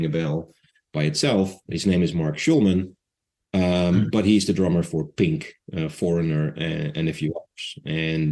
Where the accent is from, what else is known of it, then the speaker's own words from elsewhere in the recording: Netherlands; I'm Dutch